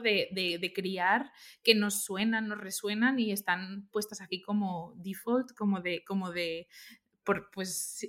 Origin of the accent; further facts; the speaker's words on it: Valencia, Valencian Community, Spain; moved away as an adult; also born or lived in Cambridge / London / Barcelona; yo soy de Valencia y no conocía Barcelona para nada